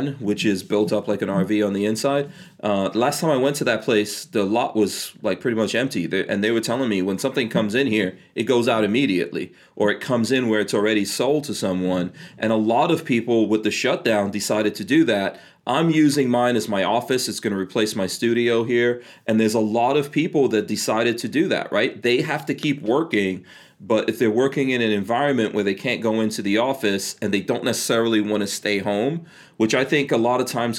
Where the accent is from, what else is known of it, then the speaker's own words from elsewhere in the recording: New York City, New York, United States; moved away; if you grew up in the city like I did growing up in New York City